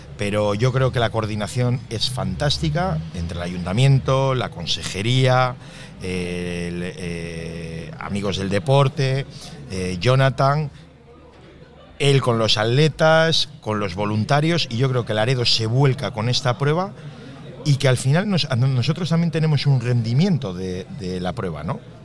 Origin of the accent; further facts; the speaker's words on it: Laredo, Cantabria, Spain; mi pueblo